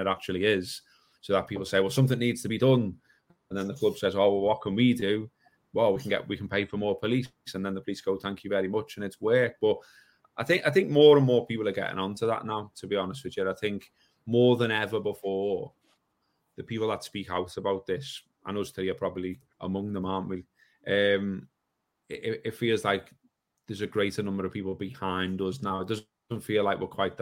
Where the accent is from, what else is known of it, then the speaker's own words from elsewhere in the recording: Liverpool, North West England, United Kingdom; accent: Scouse; I'm a Scouser and I'm from where I'm from, and we talk how we talk